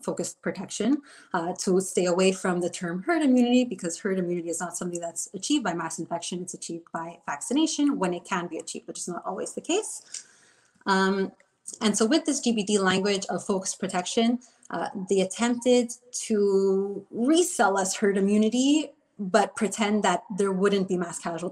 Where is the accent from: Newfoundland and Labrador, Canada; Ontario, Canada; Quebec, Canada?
Quebec, Canada; Montreal; I'm from Montreal, Quebec.